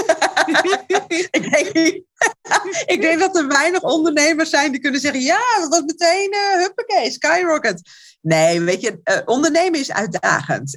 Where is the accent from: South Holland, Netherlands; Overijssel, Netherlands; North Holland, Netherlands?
North Holland, Netherlands; Alkmaar; Ik kom uit Alkmaar